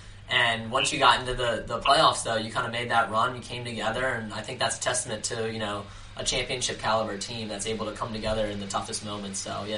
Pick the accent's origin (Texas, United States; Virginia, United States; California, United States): Virginia, United States; Northern; I'm actually from the Northern Virginia area